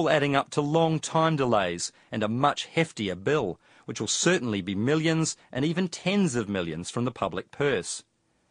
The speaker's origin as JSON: {"language": "English", "town": "Dunedin", "region": "Otago", "country": "New Zealand", "tie": "born or raised there", "moved": "yes", "said": "I'm back in my hometown, Dunedin"}